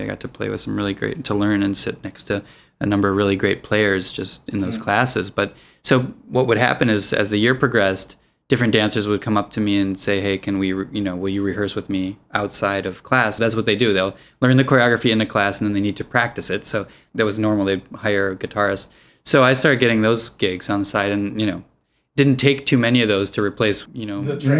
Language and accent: English; Minneapolis, Minnesota, United States; I took lessons at a music store in the Twin Cities where I grew up in Minneapolis